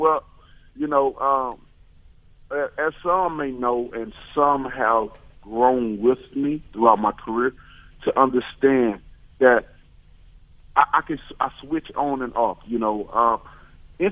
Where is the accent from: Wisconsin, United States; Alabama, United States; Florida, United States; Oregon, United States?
Alabama, United States; I'm from Alabama